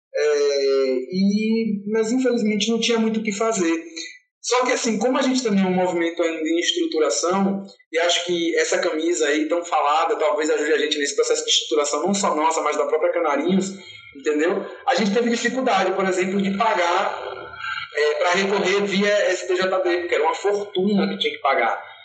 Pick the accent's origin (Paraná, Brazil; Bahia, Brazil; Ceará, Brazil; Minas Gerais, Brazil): Bahia, Brazil; Salvador; eu sou soteropolitano, tenho 31 anos